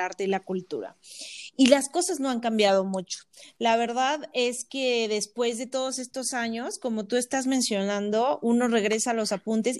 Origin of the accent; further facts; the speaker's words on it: Tlaxcala, Mexico; also born or lived in Puebla / Mexico City / Philadelphia; estudié en Puebla, soy de Tlaxcala, pero estudié en Puebla